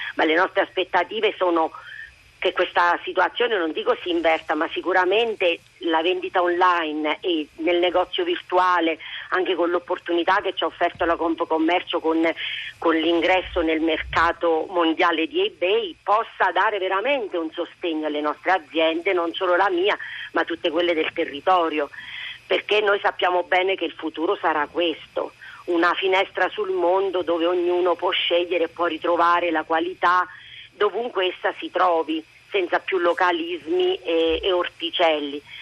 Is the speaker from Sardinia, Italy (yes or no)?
no; L'Aquila, Abruzzo, Italy; pur essendo io aquilana